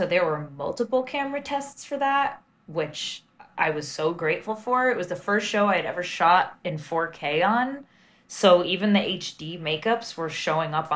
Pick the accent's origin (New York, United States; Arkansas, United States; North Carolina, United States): New York, United States; being a New Yorker